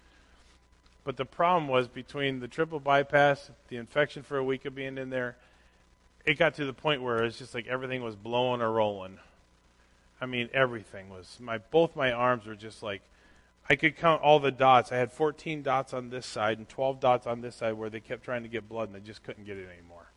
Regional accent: Minnesota, United States; I grew up in Minnesota

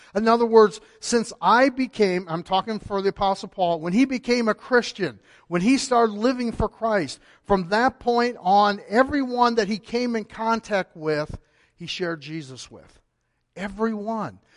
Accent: Cleveland, Ohio, United States; moved away; I was born in Cleveland.

